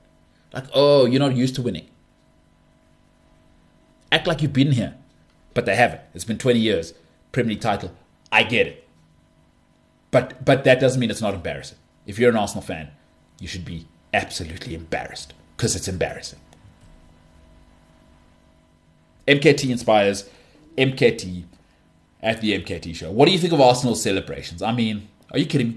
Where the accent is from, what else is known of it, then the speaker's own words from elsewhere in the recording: South Africa; I'm South African.